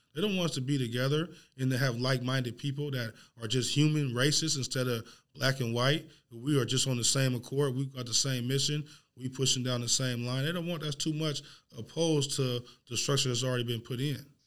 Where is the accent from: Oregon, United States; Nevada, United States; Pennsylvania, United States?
Oregon, United States; Portland; I grew up in Northeast Portland.